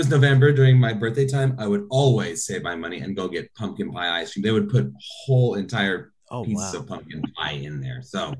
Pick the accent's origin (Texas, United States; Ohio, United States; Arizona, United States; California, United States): California, United States; Alhambra; moved away; my hometown of Alhambra